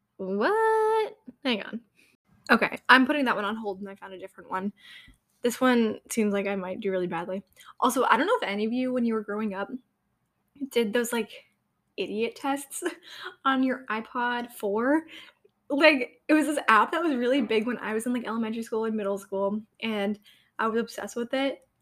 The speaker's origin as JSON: {"language": "English", "region": "New Hampshire", "country": "United States", "said": "I'm from New Hampshire"}